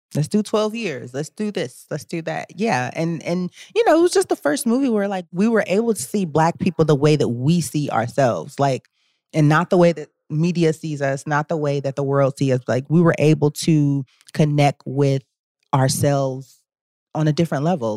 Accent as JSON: {"language": "English", "town": "Cleveland", "region": "Ohio", "country": "United States", "tie": "born or raised there", "also_born_or_lived": "Washington, D.C.", "moved": "yes", "said": "I grew up in the Midwest and it was, like, always snowing in Cleveland."}